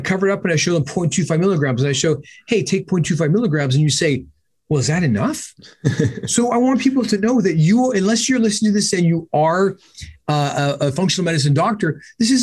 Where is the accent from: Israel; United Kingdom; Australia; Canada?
Canada; I'm Canadian